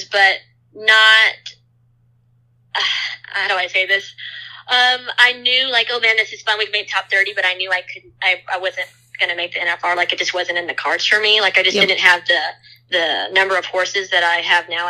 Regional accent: Corpus Christi, Texas, United States; I grew up in Corpus Christi, Texas. That's 45 minutes from the beach, so definitely South Texas

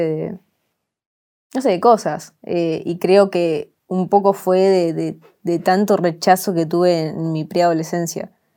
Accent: Gregorio de Laferrère, Buenos Aires, Argentina; also born or lived in Río Gallegos, Santa Cruz; yo crecí en Lafe. Em, estuve toda mi infancia en Lafe hasta los nueve

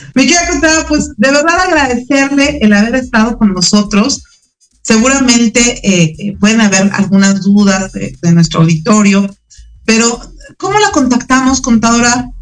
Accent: Mexico; como mexicanos

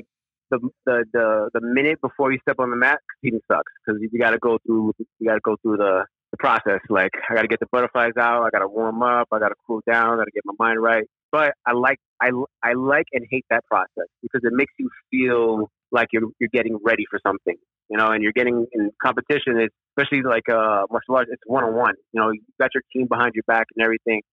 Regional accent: New York City, New York, United States; Born and raised in the Bronx, still currently live in the Bronx

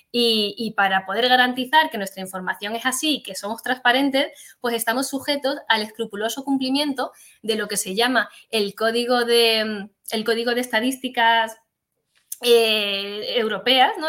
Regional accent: Granada, Andalusia, Spain; moved away; me vine a Granada, que es de donde yo procedo

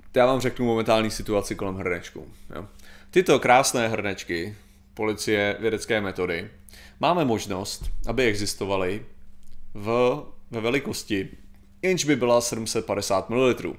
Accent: Czechia; jako Češi, skutečně jsme to, co tvrdí Češi o Čechách

